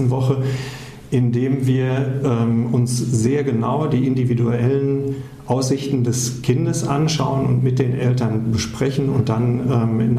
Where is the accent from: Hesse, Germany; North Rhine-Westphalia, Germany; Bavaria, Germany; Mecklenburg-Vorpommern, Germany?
North Rhine-Westphalia, Germany; Das erlebt man, ähm, wenn man aus dem Ruhrpott kommt, erst im Rheinland. Ja. Also da wird man als Westfale identifiziert